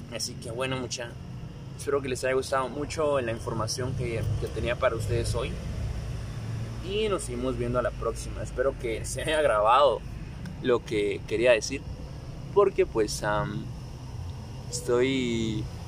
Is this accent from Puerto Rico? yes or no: no; Guatemala; en mi país Guatemala está en cuarentena